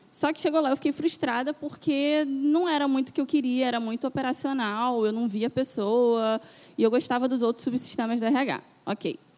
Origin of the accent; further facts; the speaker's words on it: Itaboraí, Rio de Janeiro, Brazil; now in Niterói, Brazil; Aí eu saí lá da Zona Sul de Itaboraí e vim para cá, para Niterói.